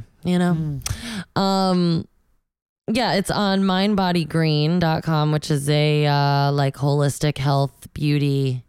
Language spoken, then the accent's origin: English; Connecticut, United States; Oh, near my hometown.